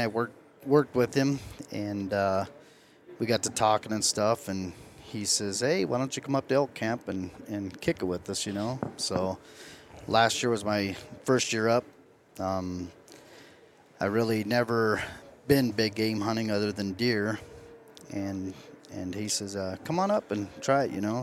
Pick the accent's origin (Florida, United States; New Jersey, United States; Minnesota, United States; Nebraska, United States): Nebraska, United States; Lyman; I'm from Lyman, Nebraska